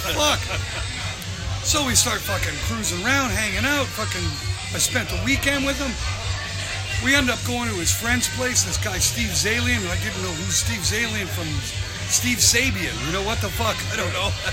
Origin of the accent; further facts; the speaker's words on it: Canada; I'm just a Canadian guy